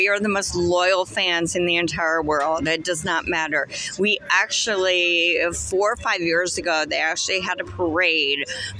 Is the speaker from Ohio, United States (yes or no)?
yes; Cleveland, Ohio, United States; moved away as an adult; now in Charlotte, United States; I was born and raised in Cleveland, Ohio.